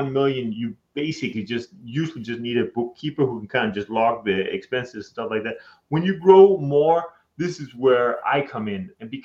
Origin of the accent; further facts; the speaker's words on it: Denmark; moved away as an adult; now in United States; I'm from Denmark.